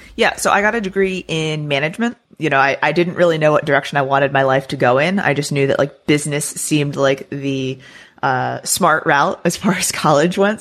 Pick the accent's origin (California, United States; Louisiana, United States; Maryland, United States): Maryland, United States; moved away as an adult; also born or lived in Florida; now in Texas, United States; I am not a Florida native. Um, I grew up in Maryland, so I lived there for the first, you know, portion of my life through high school.